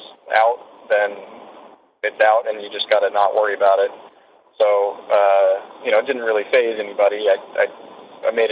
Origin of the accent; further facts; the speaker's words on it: United States; for me as an American